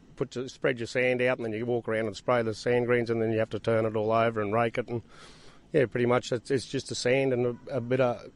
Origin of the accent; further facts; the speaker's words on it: Tambo, Queensland, Australia; I'm fourth generation in Tambo.